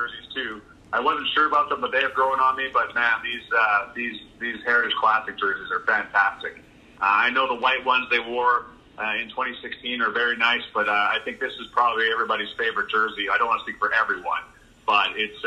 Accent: Calgary, Alberta, Canada; now in Winnipeg, Canada; I grew up in Calgary

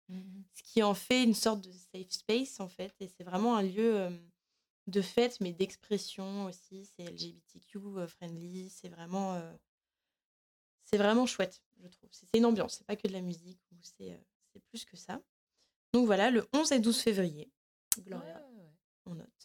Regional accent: France; moi je suis de Loire et j'arrive et je balance.

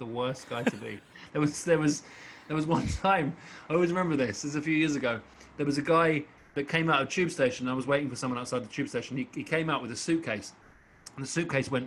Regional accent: England, United Kingdom; also born or lived in South Woodford, Essex; I'm so English

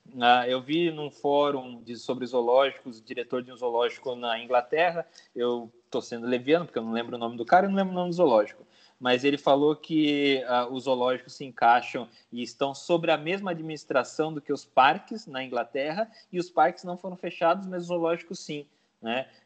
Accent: Paraná, Brazil; eu sou do Paraná e eu amo araucária, sabe?

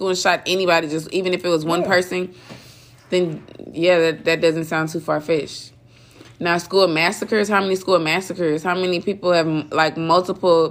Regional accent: Long Beach, California, United States; I'm from Long Beach

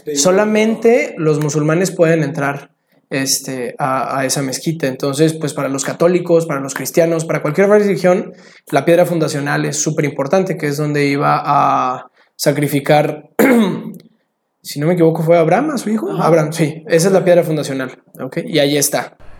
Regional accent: Mexico; soy mexicano

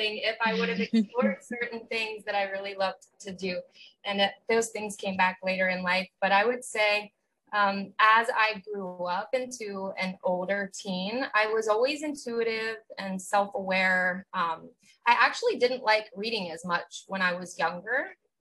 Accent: Outer Banks, North Carolina, United States; I grew up on the Outer Banks of North Carolina, so like very small vacation town

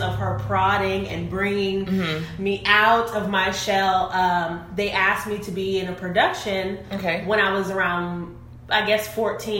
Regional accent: Richmond, Texas, United States; also born or lived in Houston, Texas; I am from Richmond, Texas.

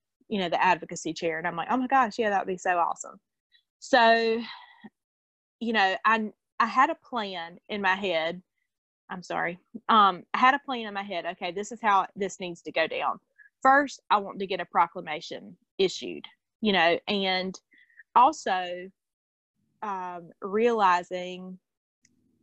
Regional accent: North Carolina, United States; we're from North Carolina

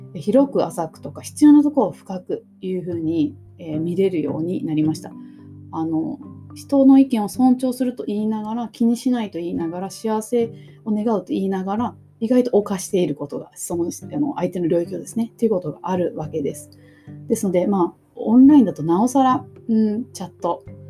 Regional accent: Kumamoto, Japan; 私も熊本出身

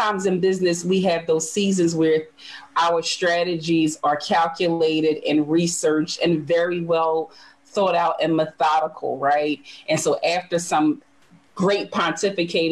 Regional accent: Philadelphia, Pennsylvania, United States; I was born and raised in North Philadelphia

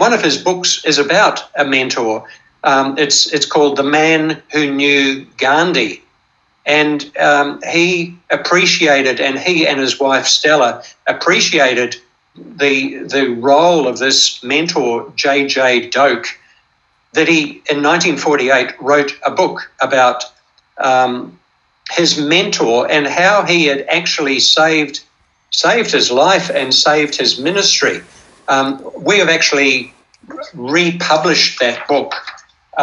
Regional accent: New Zealand; I grew up in New Zealand, and I trained as a Baptist to be a Baptist minister

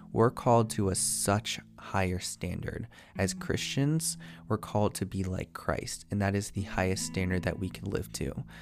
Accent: United States; being American

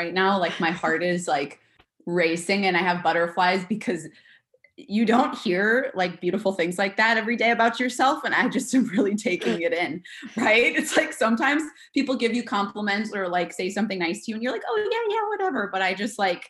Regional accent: Minnesota, United States; moved away; I'm from Minnesota originally, and I grew up and went to college nearby.

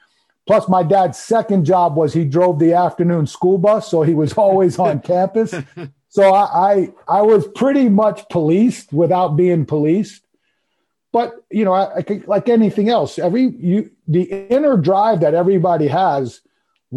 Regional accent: Long Island, New York, United States; I grew up on Long Island

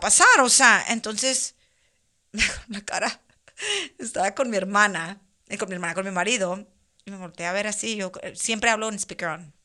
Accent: Mexicali, Baja California, Mexico; moved away as an adult; now in Montreal, Canada; soy de Mexicali, pero vivo en Montreal, vivo en Canadá

